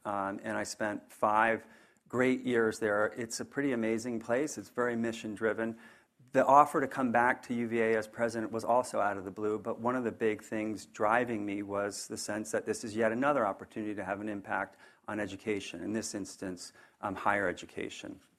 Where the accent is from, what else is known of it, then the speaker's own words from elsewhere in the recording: northern New Jersey, United States; now in Charlottesville, United States; I grew up in a small blue-collar town in northern New Jersey